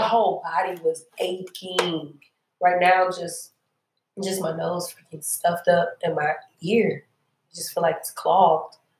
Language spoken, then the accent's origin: English; Baton Rouge, Louisiana, United States; moved away as an adult; also born or lived in New Orleans, Louisiana; now in Houston, United States; I am originally from Louisiana, Baton Rouge, came to Houston to go to school at Rice